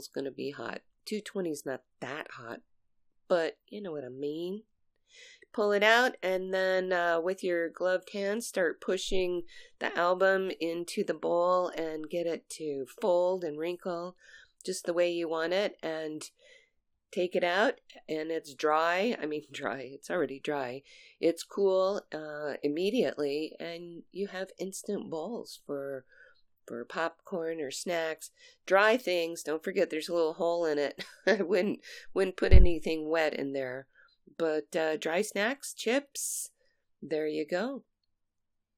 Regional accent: Texas, United States; we were both born in Texas

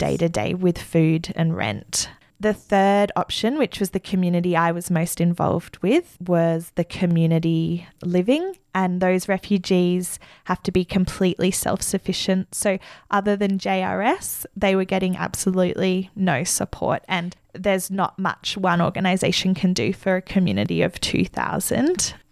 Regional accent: Australia; as an Australian social worker

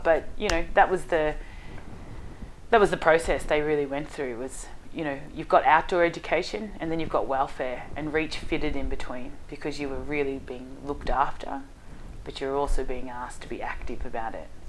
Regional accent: Hallam, Victoria, Australia; Hallam is where I grew up, and it was um, uh, a pretty rough area, and still is to this day

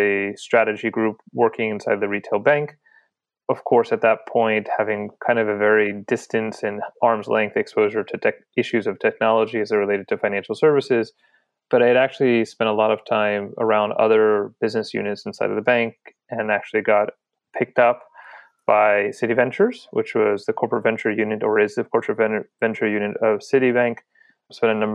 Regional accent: New Jersey, United States; moved away; also born or lived in Spain; I'm originally from the East Coast, New Jersey specifically

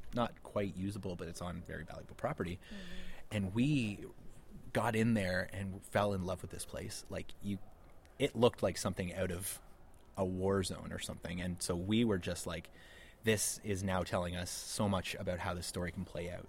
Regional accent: Ottawa, Ontario, Canada; we're from Ottawa, and it's a very much DIY film community there

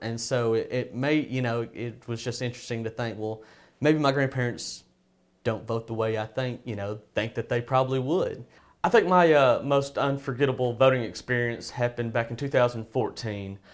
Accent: Hope, Arkansas, United States; I'm from Hope, Arkansas.

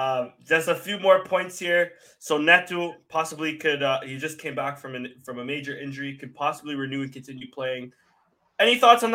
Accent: Toronto, Ontario, Canada; I grew up right around Galleria Mall.

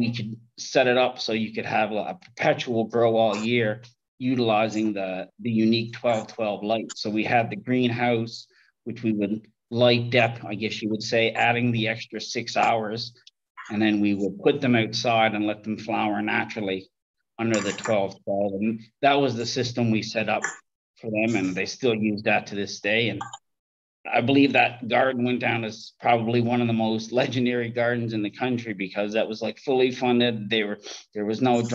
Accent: Canada; moved away as an adult; now in Thailand; I'm from Canada, from a growing family

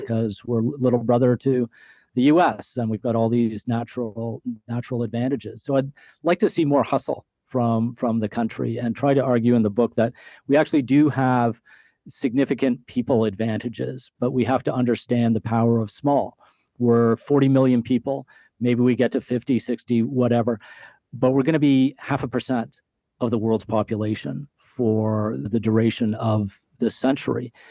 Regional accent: Canada; being Canadian

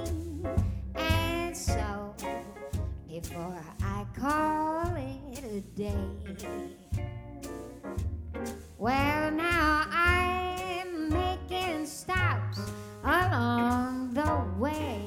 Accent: Texas, United States; I'm from Texas

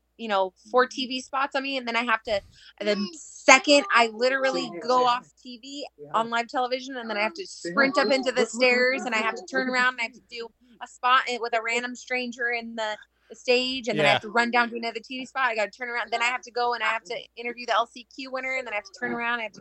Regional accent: California, United States; I'm from California

